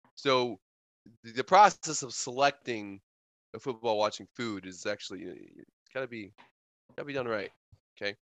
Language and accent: English; Wisconsin, United States; since I'm from the north, since I'm from Wisconsin